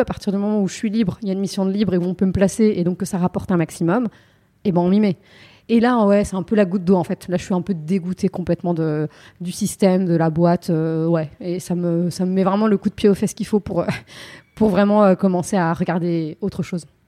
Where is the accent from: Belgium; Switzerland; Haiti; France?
France; Yvelines, Île-de-France; j'ai grandi dans les Yvelines